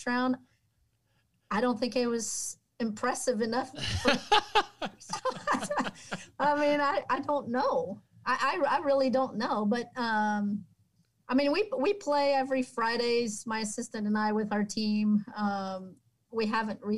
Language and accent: English; Quebec, Canada; now in Oklahoma, United States; That's just my hometown